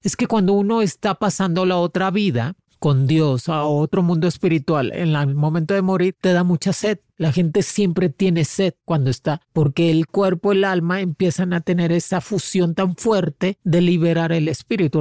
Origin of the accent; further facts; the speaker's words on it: Cuba; also born or lived in Spain / United States; now in Mexico; me fui de Cuba, me fui lejos, me fui